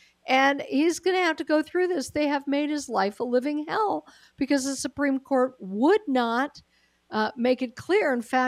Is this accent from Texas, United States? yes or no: no; Colorado, United States; moved away; I am originally from Colorado